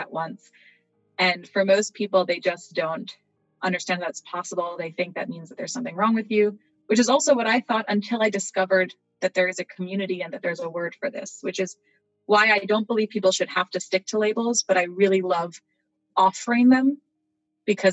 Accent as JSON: {"language": "English", "region": "New York", "country": "United States", "tie": "born or raised there", "said": "I am from New York, born and bred, but that my background is as a Puerto Rican, right? My ancestry."}